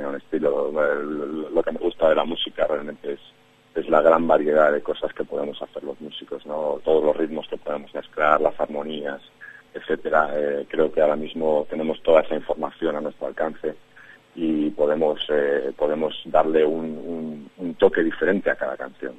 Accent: Madrid, Community of Madrid, Spain; soy madrileño de pura cepa, me crié por la zona de Ciudad Lineal

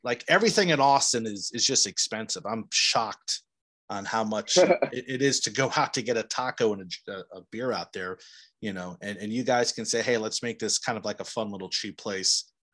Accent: New Jersey, United States; growing up in New Jersey

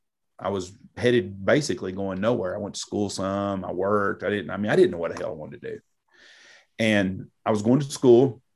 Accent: Wichita Falls, Texas, United States; I was born in Wichita. I've lived in Wichita Falls my whole life.

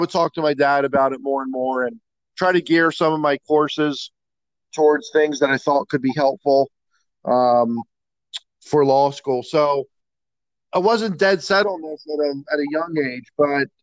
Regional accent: North Wales, Pennsylvania, United States; I grew up in North Wales, which is fairly close to Montgomery County Community College

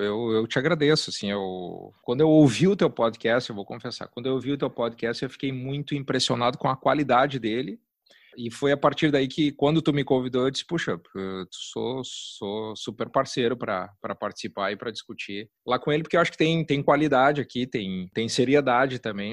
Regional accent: Caxias do Sul, Rio Grande do Sul, Brazil; moved away as an adult; also born or lived in Wales; now in Porto Alegre, Brazil; moro aqui em Porto Alegre, eu sou de Caxias, moro aqui há 20, 22 anos

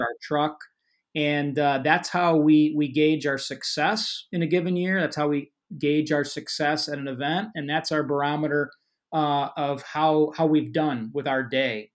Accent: Illinois, United States; I'm from Illinois

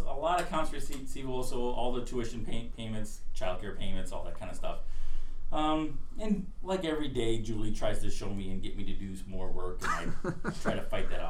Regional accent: Illinois, United States; born or raised there; also born or lived in Rochester, Minnesota / Atlantic City, New Jersey

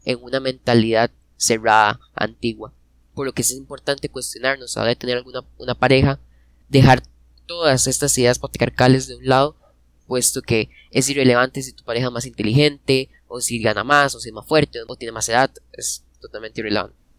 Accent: Costa Rica; nosotros somos costarricenses

